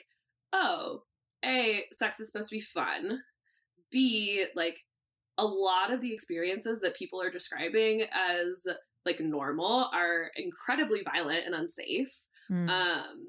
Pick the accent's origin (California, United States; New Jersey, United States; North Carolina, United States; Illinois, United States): California, United States; Santa Rosa; I grew up in Northern California